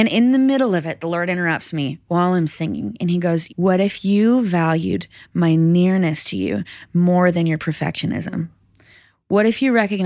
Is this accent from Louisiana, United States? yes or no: no; Minnesota, United States; I'm from Minnesota, I'm from the north, we have snow.